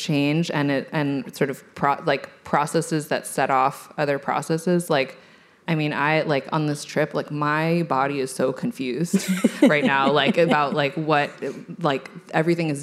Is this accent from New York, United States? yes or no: no; California, United States; I'm from California